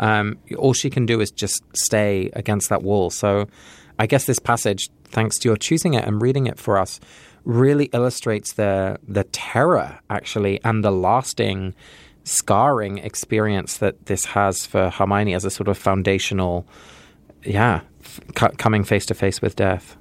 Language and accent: English; California, United States; I'm from California